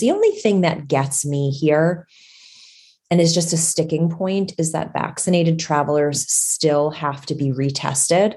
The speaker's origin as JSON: {"language": "English", "country": "United States", "said": "as an American traveler"}